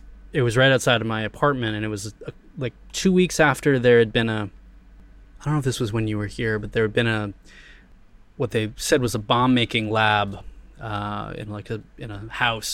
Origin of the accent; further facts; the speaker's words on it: United States; moved away as an adult; now in Thailand; I'm from America